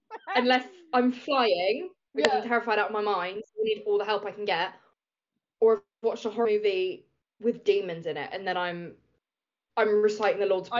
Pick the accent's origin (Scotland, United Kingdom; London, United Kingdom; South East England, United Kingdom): South East England, United Kingdom; Reading; I grew up in Reading